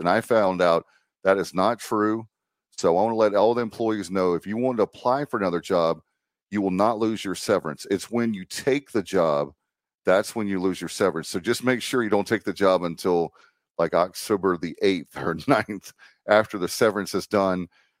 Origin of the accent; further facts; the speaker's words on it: Williamston, North Carolina, United States; I am from Williamston in Martin County.